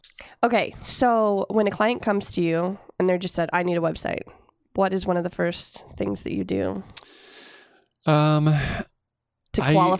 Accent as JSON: {"language": "English", "town": "Solon", "region": "Iowa", "country": "United States", "tie": "born or raised there"}